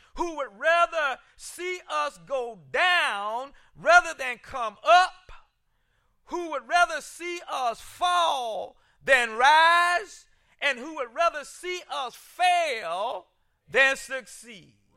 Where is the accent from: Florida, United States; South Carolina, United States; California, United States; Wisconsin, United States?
South Carolina, United States; Columbia; moved away; back home at the Jehovah Missionary Baptist Church where I grew up in Columbia, South Carolina, I would sit there as a, as a, as a little boy